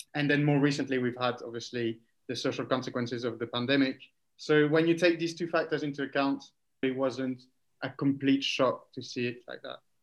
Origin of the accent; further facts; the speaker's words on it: France; also born or lived in Geneva; definitely feel more European than French, which is my original nationality